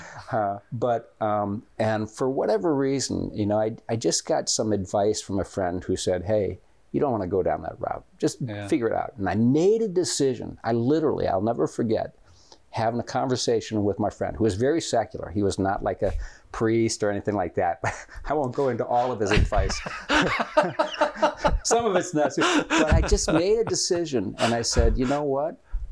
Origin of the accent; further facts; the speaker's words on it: Florida, United States; also born or lived in Minnesota; I was born in Minnesota, and I have 7 older brothers and sisters, and then when I was 7 years old, we moved to Florida